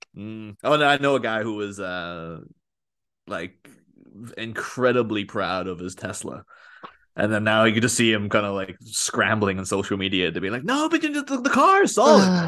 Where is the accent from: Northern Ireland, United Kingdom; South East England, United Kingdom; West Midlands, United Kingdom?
Northern Ireland, United Kingdom; near Belfast; moved away as an adult; now in Liverpool, United Kingdom; grew up in Ireland, just down the road from Belfast